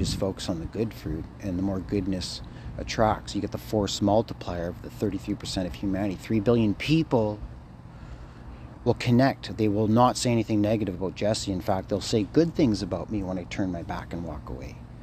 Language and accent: English; Thunder Bay, Ontario, Canada; I'm Thunder Bay